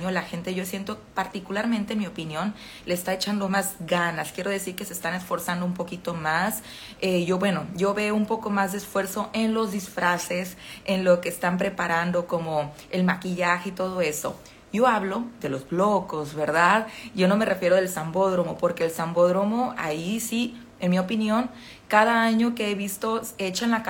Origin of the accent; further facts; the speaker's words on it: Mexico; moved away as an adult; now in Brazil; soy mexicana y actualmente estoy en Brasil, ¿verdad? Y ya tengo un tiempo viviendo aquí